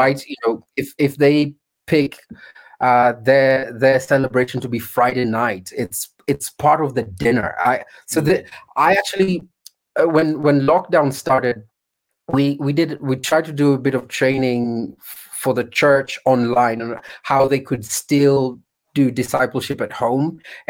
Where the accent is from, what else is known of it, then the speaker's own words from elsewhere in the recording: Kenya; So what does being an African Christian look like? What is being a Kenyan and the a Kenyan vineyard church look like? So if we went deeper into the countryside for some of us, you'd have to walk quite far to get any bread